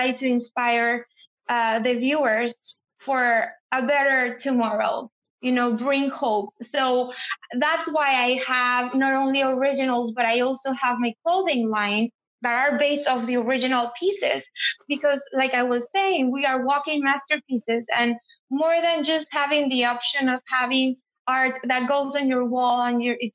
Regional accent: San Antonio, Texas, United States; came from a Latin or Hispanic background, born in San Antonio, feeling like I'm not from Mexico, but I'm not from here. And I have an accent

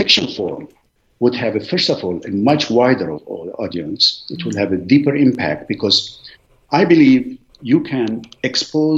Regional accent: Lebanon; English is a second language; moved away as an adult; also born or lived in Beirut, Lebanon / Philadelphia, United States / Washington, D.C., United States; now in United States; I grew up in a very small village in Lebanon nobody has heard

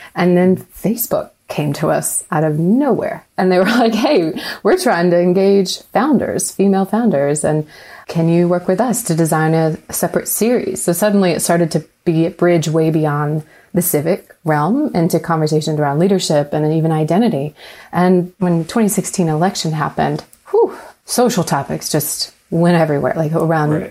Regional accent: Raleigh, North Carolina, United States; now in Atlanta, United States; I grew up in Raleigh, but when I moved to Atlanta

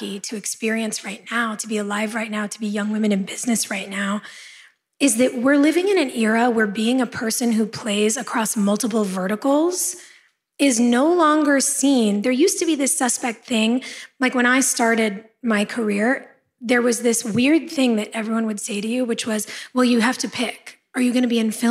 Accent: Los Angeles, California, United States; born or raised there

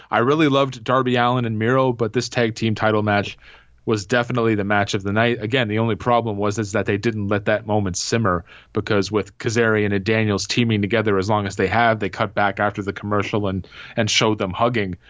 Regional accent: Canada; I am from Canada. I'm here in Ontario

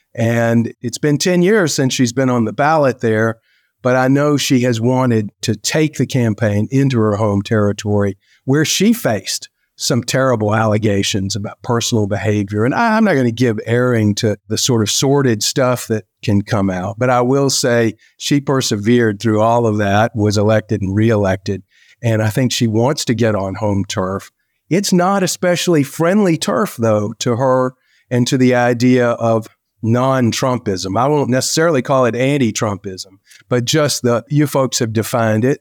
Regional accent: South Carolina, United States; My friend, Tim Scott, senator from my home state

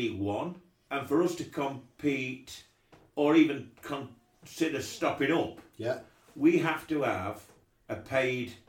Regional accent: South Wingfield, East Midlands, United Kingdom; I'm a South Wingfield lad.

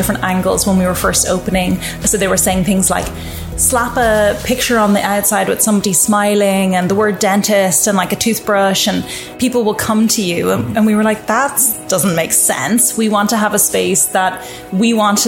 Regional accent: Ireland; moved away as an adult; now in Toronto, Canada; I grew up in Ireland

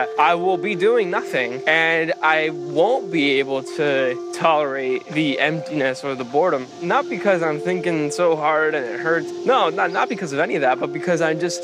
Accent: Puerto Rico; moved away; I'm from Puerto Rico.

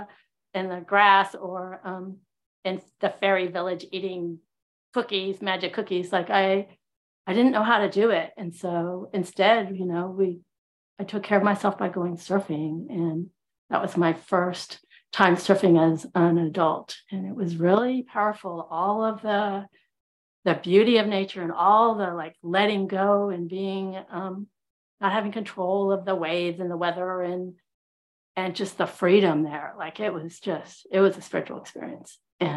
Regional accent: California, United States; also born or lived in Houston, Texas; And I grew up in Southern California and Houston, Texas. So like totally y'all, and a little Northern California, hella. So yeah, me and my accent.

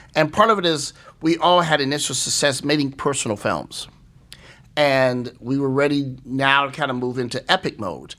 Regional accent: East St. Louis, Illinois, United States; growing up in East Saint Louis, Illinois

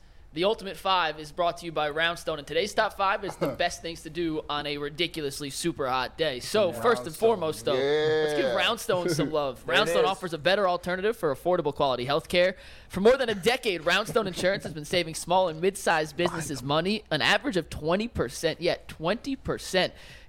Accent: New Jersey, United States; now in Cleveland, United States; Listen, I'm from Jersey. I know what real beaches is.

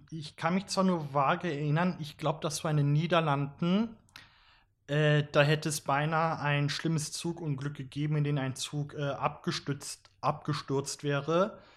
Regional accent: Graz, Styria, Austria; wir kommen alle aus Graz, drei von uns äh, pendeln von Graz Umgebung und Leibniz zu uns ins Büro.

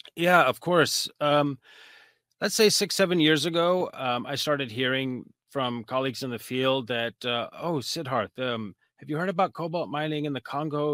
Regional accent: United States; I'm a researcher from the United States

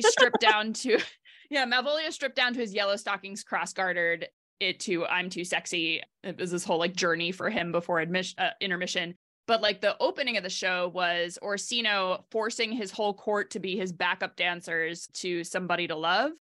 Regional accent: New York, United States; grew up in New York on the eastern side of the state

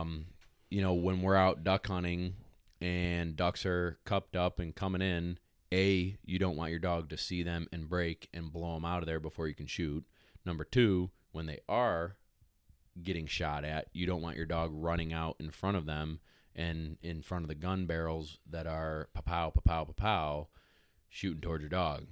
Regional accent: New York, United States; also born or lived in South Carolina; I'm from New York

